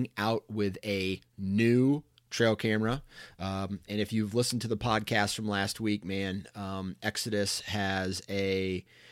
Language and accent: English; Iowa, United States; I was born in Iowa